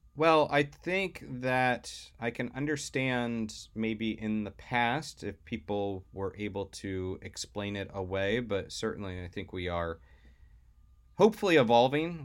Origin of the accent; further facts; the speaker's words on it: Florida, United States; growing up in Florida